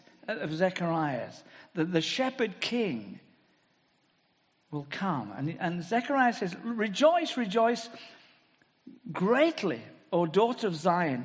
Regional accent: England, United Kingdom; speaking as Englishman

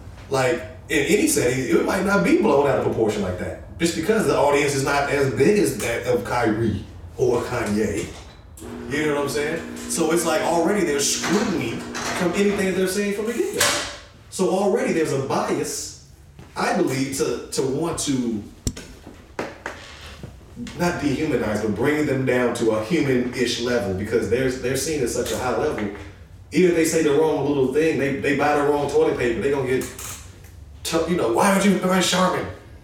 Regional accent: Chicago, Illinois, United States; We come from Chicago, right?

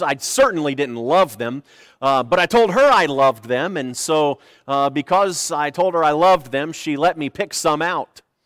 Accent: United States

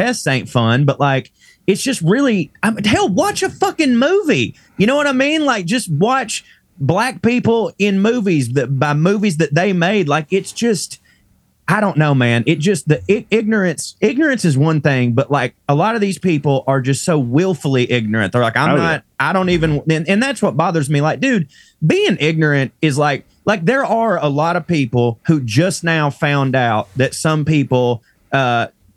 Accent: Chickamauga, Georgia, United States; born or raised there

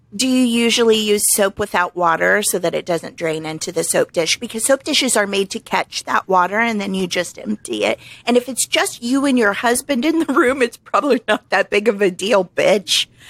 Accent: Springfield, Missouri, United States; moved away as an adult; I just lost a job in my hometown

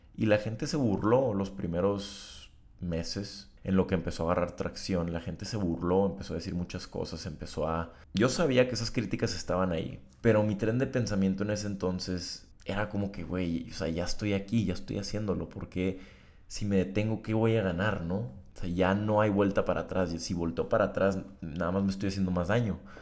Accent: Tijuana, Baja California, Mexico; moved away as an adult; now in Monterrey, Mexico; Tijuana es mi ciudad natal, donde está toda la sociedad que yo conozco

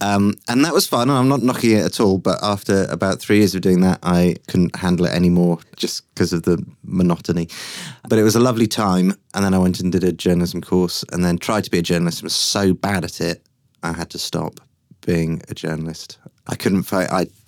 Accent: Yorkshire and the Humber, United Kingdom; born there; I was born in Yorkshire. I have a very large family.

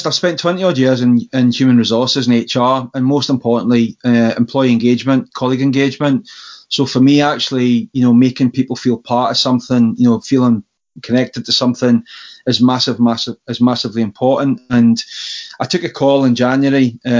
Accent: Berwick-upon-Tweed, North East England, United Kingdom; now in Falkirk, United Kingdom; Berwick people generally are funny people. We have that perennial. We're not English, we're not Scottish, we're actually Berwickers. We're different, we're almost like the Republic State of Berwick-upon-Tweed, but, so somewhere in the middle.

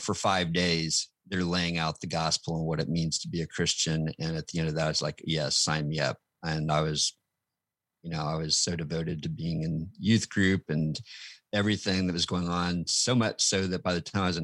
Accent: Wichita, Kansas, United States; also born or lived in Illinois / Denver, Colorado; So I was born in Illinois and raised in Wichita, Kansas, with a couple stops along the way, including in Denver.

